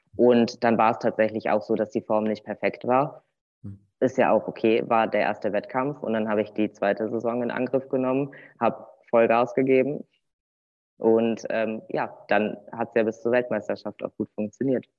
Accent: Cologne, North Rhine-Westphalia, Germany; moved away as an adult; now in Bad Arolsen, Germany; Ich komme ursprünglich aus Köln, aus der Kölner Region

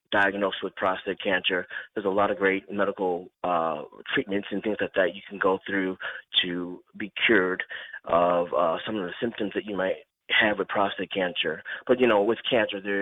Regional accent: Utica, New York, United States; moved away as an adult; also born or lived in Long Island, New York; I'm from a small town in Utica, New York

